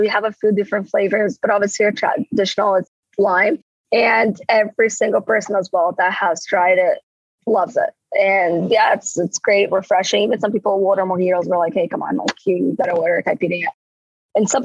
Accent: Rio de Janeiro, Brazil; now in St. Catharines, Canada; I'm from Rio

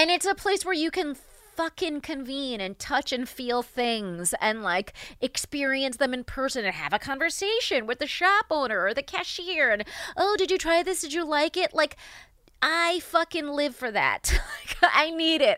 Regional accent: New York, United States; as a New Yorker

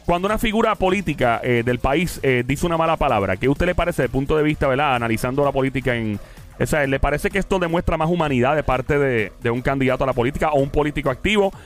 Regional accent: Caguas, Puerto Rico; Mi pueblo Caguas

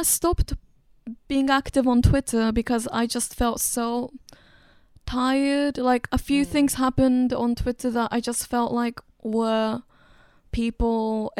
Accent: China; also born or lived in Japan; You know, like, I grew up in China and Japan, and China is, you know, technically still the third world.

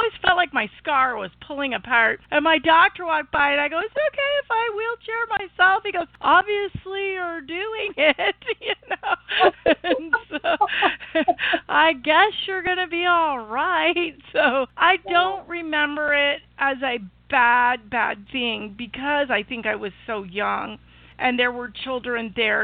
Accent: Illinois, United States; my hometown in Illinois, which is a small town, 100,000 people

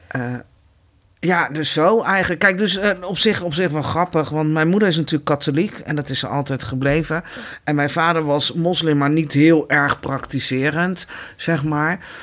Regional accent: The Hague, South Holland, Netherlands; Ik ben hier geboren. Ik ben in Nederland geboren.

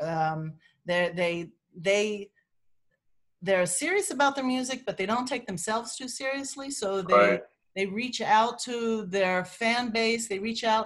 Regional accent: Lancaster, Pennsylvania, United States; moved away; also born or lived in Manhattan, New York; I'm from Lancaster, Pennsylvania, so I'm home on the Amish Dunge

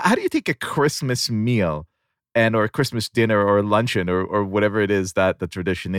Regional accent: Israel; moved away; So listen, I grew up in Israel.

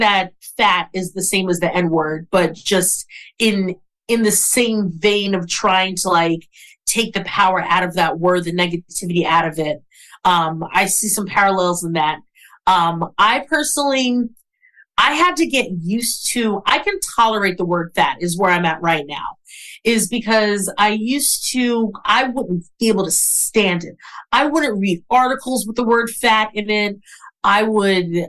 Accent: New York City, New York, United States; I'm from Brooklyn, New York.

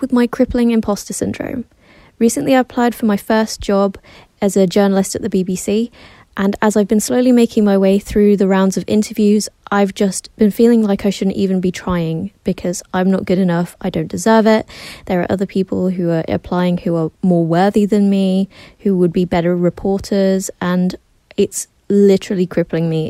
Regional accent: England, United Kingdom; I'm 23 from England

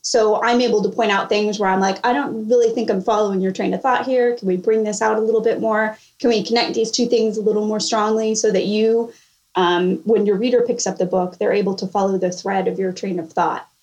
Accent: California, United States; moved away as an adult; now in Charleston, United States; I'm originally from California

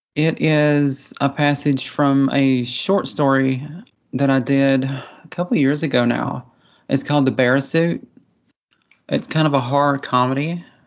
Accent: Appalachian Mountains, United States; accent: hillbilly; I was raised, you know, in the Appalachian Mountains. I'm kind of a hillbilly, as you can probably tell by my accent.

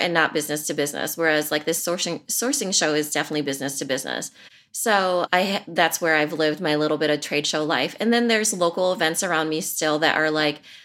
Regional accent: Iowa, United States; I'm from Iowa

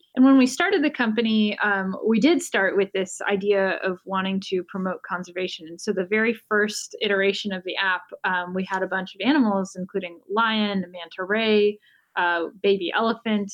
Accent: Bay Area, California, United States; also born or lived in Los Angeles; I grew up in the Bay Area and went to college here

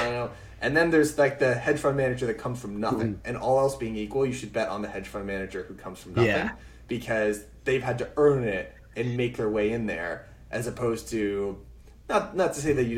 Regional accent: Massachusetts, United States; I grew up in Massachusetts

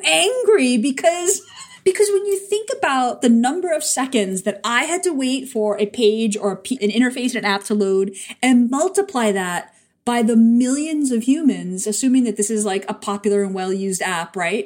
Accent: New York, United States; a New Yorker

